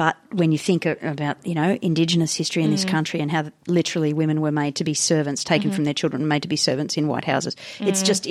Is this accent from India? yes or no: yes; India; I know that I grew up in India where there was a caste system